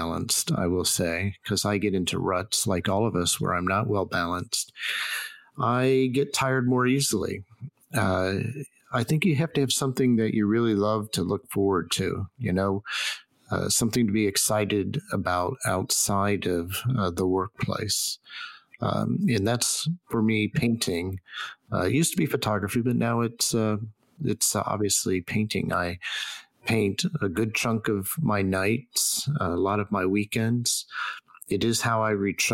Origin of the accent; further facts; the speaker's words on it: Stilwell, Oklahoma, United States; moved away; also born or lived in Boston; I was born in Oklahoma, and I spent a fair chunk of time as in my very formative years in a place called Stillwell, Oklahoma